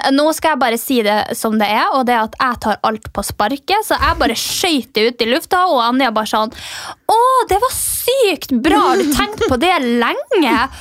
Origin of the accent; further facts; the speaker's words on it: Finnmark, Norway; jeg er fra Finnmark